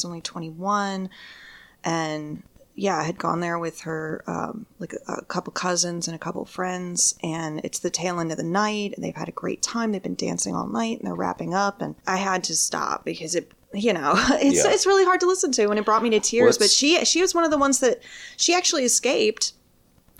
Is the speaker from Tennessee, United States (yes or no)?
no; Detroit, Michigan, United States; my hometown city of Detroit